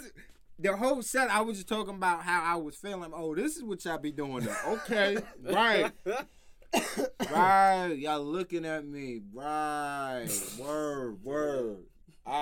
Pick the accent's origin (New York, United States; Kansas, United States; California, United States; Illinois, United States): New York, United States; New York City; from the Bronx, like I'm from the Bronx